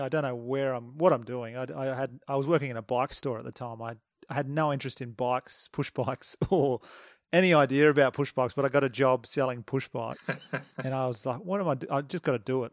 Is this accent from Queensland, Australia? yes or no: no; Batemans Bay, New South Wales, Australia; we're both from Bateman's Bay, little New South Wales town in Australia